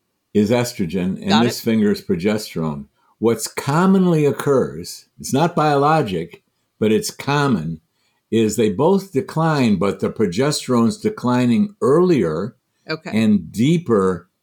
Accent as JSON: {"language": "English", "region": "Michigan", "country": "United States", "said": "I'm from Michigan."}